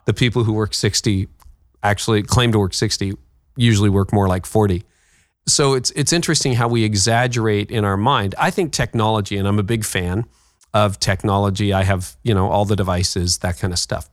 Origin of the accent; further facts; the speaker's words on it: Midland, Ontario, Canada; also born or lived in Toronto; my hometown of Midland, Ontario.